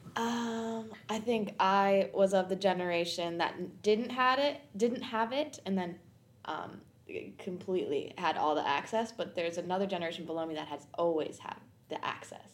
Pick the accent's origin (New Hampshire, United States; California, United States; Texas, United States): New Hampshire, United States; also born or lived in Queens, New York; now in New York, United States; I'm from New Hampshire originally, and I live currently in New York, in Queens